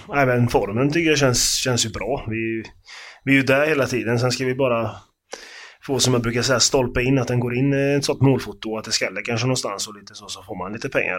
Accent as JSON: {"language": "Swedish", "town": "Karlstad", "region": "Värmland", "country": "Sweden", "moved": "yes", "said": "jag är från Karlstad från början, så jag har ju varit på Färjestad många gånger med farsan och hans polare"}